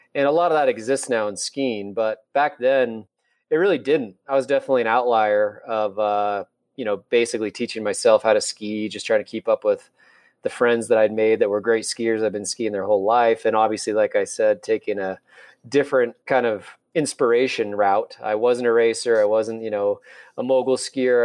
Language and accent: English; Salt Lake City, Utah, United States; I'm born and raised in Salt Lake and I grew up in the avenues.